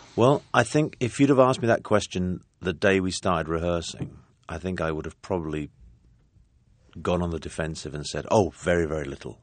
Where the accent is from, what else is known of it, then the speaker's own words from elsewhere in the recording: London, United Kingdom; I come from a working class family in London and I had a very good education and I know what kind of impact that has on my accent.